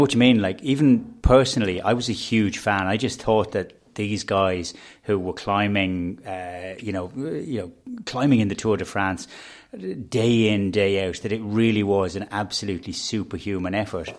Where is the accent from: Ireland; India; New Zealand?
Ireland; Dublin, Leinster; we're all from Dublin. We're, you know, we're rooted in Dublin.